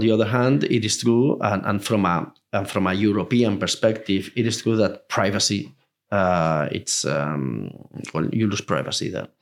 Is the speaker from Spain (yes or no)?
yes; Spain; Spain, even though it's my home country